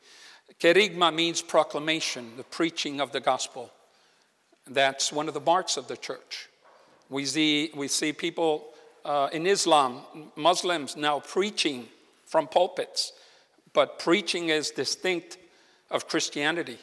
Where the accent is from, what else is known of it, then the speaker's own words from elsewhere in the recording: Puerto Rico; now in Malaga, Spain; I'm originally from Puerto Rico